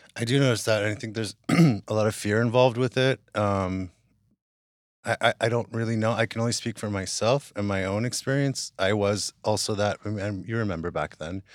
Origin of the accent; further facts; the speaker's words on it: West Hollywood, California, United States; also born or lived in Hawaii; I grew up in West Hollywood